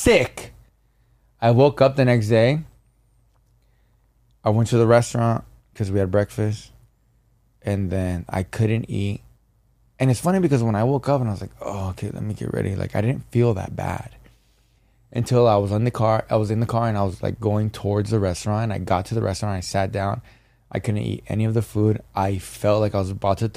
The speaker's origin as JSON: {"language": "English", "region": "Jalisco", "country": "Mexico", "moved": "yes", "lives_now": "Los Angeles, United States", "said": "I'm from Jalisco"}